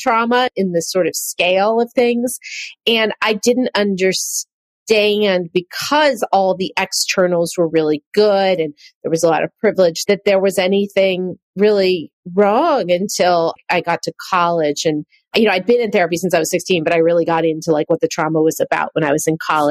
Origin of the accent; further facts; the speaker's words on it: Marin County, California, United States; I grew up in Marin County